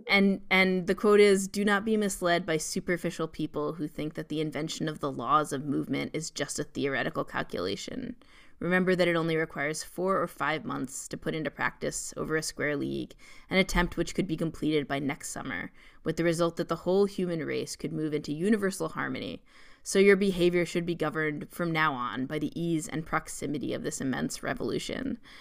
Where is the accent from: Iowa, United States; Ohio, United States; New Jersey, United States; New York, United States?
New York, United States; a person growing up in New York and also growing up as a Jew in New York